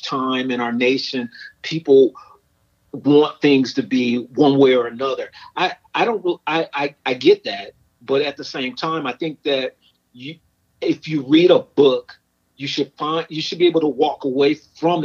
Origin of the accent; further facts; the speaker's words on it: Chicago, Illinois, United States; I grew up in Chicago